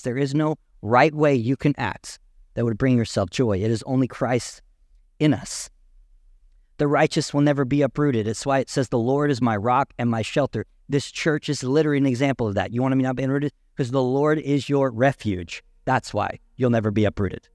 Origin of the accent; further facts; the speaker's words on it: Canadian County, Oklahoma, United States; I was born and raised in Canadian County